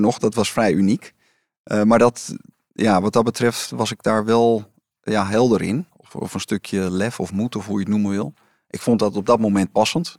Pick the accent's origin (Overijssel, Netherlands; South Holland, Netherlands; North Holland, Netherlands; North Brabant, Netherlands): North Holland, Netherlands; Amsterdam; ik was geboren en getogen in Amsterdam.